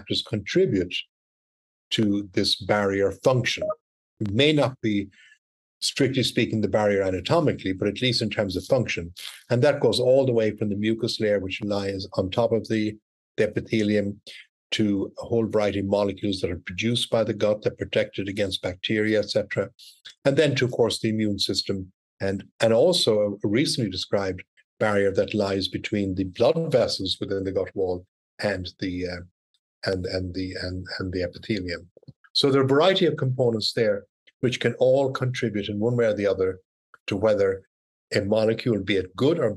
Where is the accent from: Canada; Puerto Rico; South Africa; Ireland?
Ireland; moved away as an adult; also born or lived in Cork, Ireland / Scotland / United States; now in Texas, United States; I'm Irish originally, graduated in medical school in Ireland